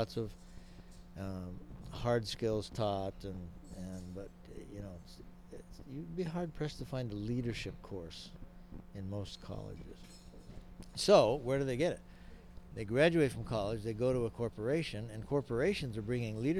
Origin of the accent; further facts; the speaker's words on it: Hawaii, United States; I grew up in Hawaii